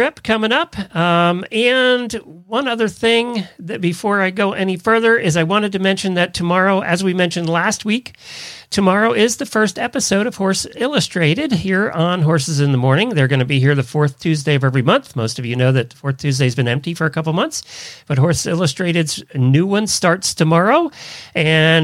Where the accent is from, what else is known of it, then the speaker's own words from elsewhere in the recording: Intercourse, Pennsylvania, United States; moved away; I grew up in Lancaster County, Pennsylvania. Well, we lived right out of Intercourse, Pennsylvania.